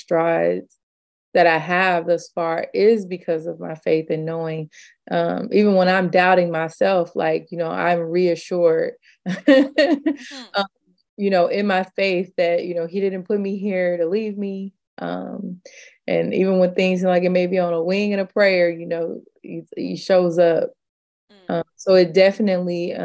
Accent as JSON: {"language": "English", "town": "Kansas City", "country": "United States", "said": "I'm from Kansas City."}